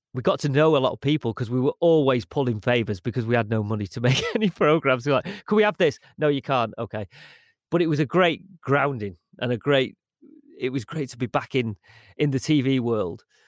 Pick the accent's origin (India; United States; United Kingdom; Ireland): United Kingdom; Manchester, North West England; I spent a lot of time growing up in Moss Side